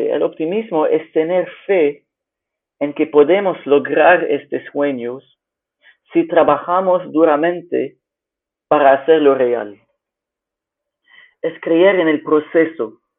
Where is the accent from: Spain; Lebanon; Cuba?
Lebanon; Spanish is a second language; now in Fortaleza, Brazil; soy originalmente de Líbano, pero vivía en más de seis países en mi vida.